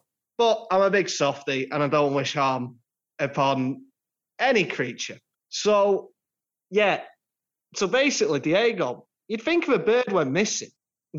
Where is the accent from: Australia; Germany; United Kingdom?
United Kingdom; Blackpool, North West England; Anyway, and we're going to my hometown.